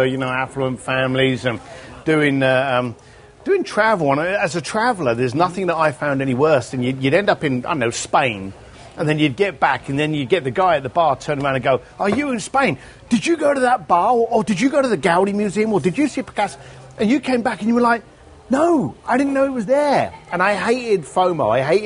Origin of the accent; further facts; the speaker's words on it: London, United Kingdom; moved away; growing up in London